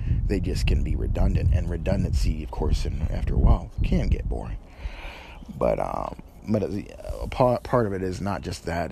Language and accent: English; northern New York, United States; now in Tennessee, United States; I'm from New York. Originally, I was raised in New York, mostly northern New York